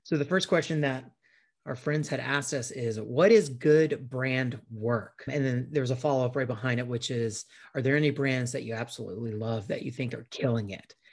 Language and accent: English; South Carolina, United States; my hometown here in South Carolina